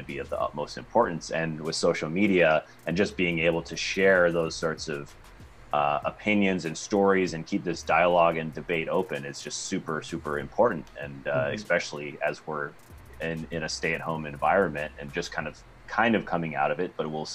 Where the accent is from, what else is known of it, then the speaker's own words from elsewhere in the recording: Minnesota, United States; my home state of Minnesota